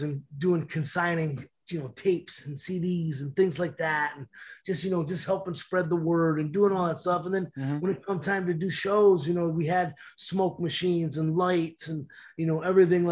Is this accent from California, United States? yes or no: no; Detroit, Michigan, United States; Growing up in Detroit here